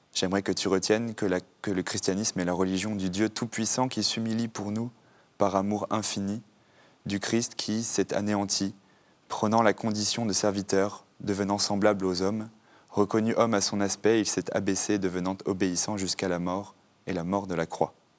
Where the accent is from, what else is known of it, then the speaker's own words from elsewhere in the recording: Normandy, France; j'ai grandi en France, en Normandie